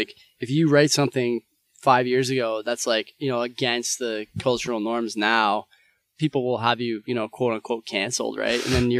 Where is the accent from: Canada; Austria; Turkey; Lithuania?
Canada; It's like your parents did it, and you learn about it in history books, and it's like part of being a Canadian or whatever, right?